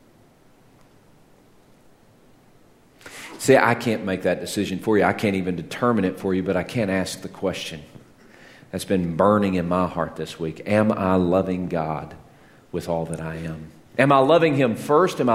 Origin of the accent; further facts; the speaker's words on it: Texas, United States; When I was growing up in Texas